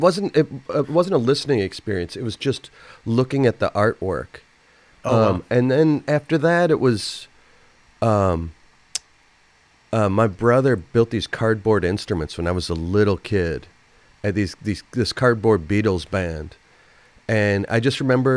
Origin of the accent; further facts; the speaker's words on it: St. Paul, Minnesota, United States; I grew up in St. Paul